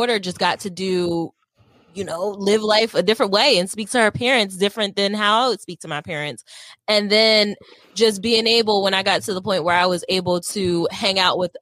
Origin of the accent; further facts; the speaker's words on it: Wilmington, Delaware, United States; I'm from Delaware. I didn't get out of Wilmington, Delaware until probably like high school.